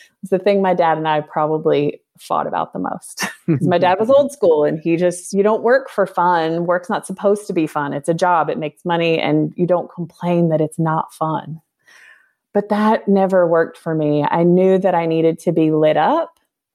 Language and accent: English; United States; moved away as an adult; as someone growing up in North America